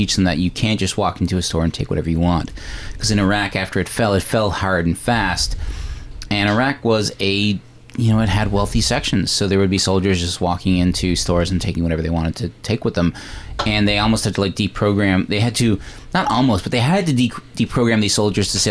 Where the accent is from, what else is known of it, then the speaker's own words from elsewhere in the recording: Canada; we're all Canadian here